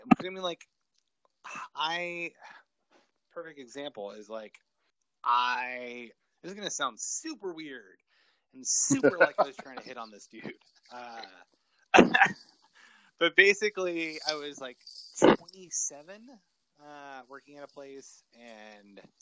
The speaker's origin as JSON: {"language": "English", "region": "West Texas", "country": "United States", "tie": "born or raised there", "said": "Growing up in West Texas"}